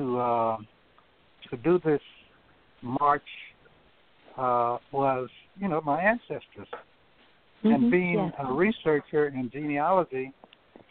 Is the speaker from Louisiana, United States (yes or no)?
yes; Louisiana, United States; moved away; also born or lived in Vallejo, California / San Francisco, California; growing up in my hometown, Clarkman, Louisiana